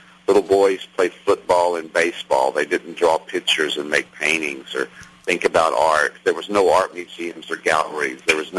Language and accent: English; Chattanooga, Tennessee, United States; moved away; also born or lived in New York City / Los Angeles; I'm a blue-collar kid from Chattanooga, Tennessee. My daddy worked at the Chattanooga Nylon Factory. And so I'm not sure, but I think I'm an unusual candidate for a fine artist that's lived in New York City and Los Angeles.